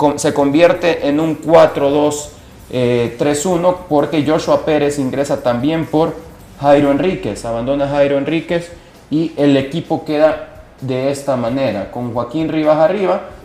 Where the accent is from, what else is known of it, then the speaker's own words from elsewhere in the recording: El Salvador; como salvadoreños